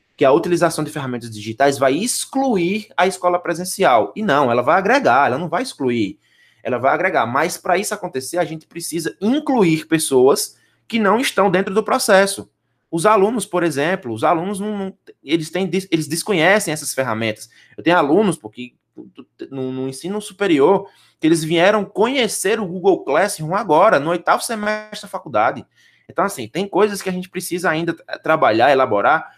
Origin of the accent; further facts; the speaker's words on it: Northeast Region, Brazil; accent: nordestino; o nosso sotaque é nordestino